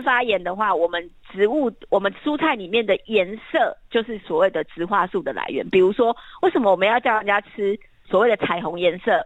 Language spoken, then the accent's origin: Chinese; southern Taiwan, Taiwan; 因为我自己本身我家乡在南部嘛